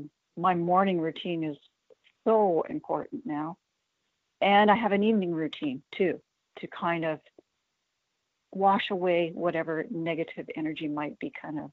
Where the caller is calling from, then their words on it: North Bay, Ontario, Canada; I'm calling from North Bay, Ontario, Canada.